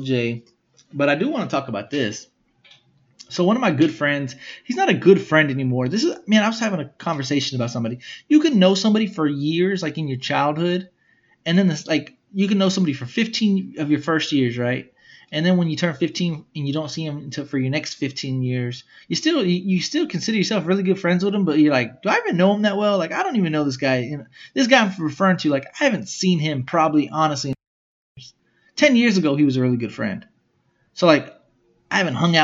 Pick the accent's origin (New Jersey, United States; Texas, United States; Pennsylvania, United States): Texas, United States; Smithville; I was from Smithville.